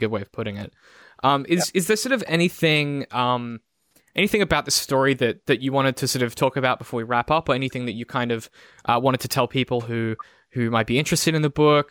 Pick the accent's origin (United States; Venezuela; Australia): Australia; Brisbane, Queensland; I grew up in Brisbane